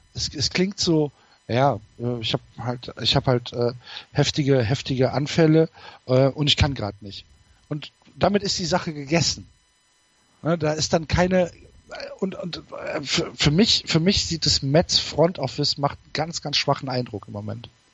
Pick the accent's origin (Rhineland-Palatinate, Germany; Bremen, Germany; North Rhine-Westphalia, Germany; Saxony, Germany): North Rhine-Westphalia, Germany; bei uns Informatik als Naturwissenschaft durchging